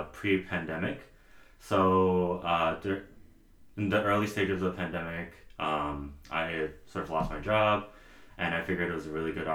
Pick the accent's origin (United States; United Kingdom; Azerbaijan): United States; New York City, New York; now in Queens Village, Queens, New York, United States; I was originally from Elmhurst, Queens, right? So I was actually raised right on, for people who are from Queens, I was raised like right on 82nd Street and Britain Ave